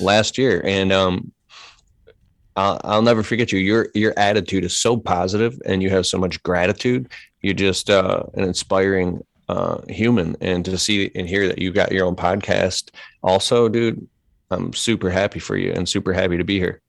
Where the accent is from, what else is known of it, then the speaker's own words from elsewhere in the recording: Detroit, Michigan, United States; I grew up in Metro Detroit. We're here in Michigan